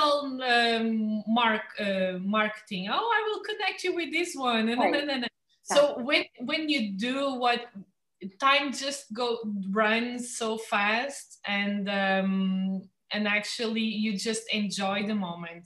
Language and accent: English; Lagos, Algarve, Portugal; I was born here in Lagos. I know everyone in town